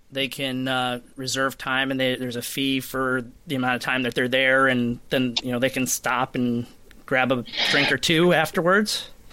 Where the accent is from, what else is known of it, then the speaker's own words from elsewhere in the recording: Rochester, New York, United States; my hometown of Rochester, New York